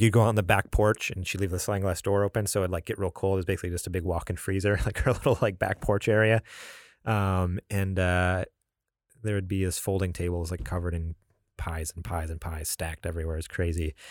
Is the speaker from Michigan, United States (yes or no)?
no; New York, United States; moved away; also born or lived in California; I'm originally from New York